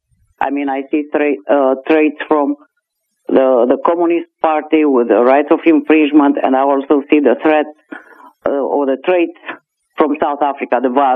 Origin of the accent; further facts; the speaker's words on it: Romania; moved away as an adult; now in Canada; because since grade six, I wanted to leave Romania. I was a child, a teenager, and also a young adult under the communist regime.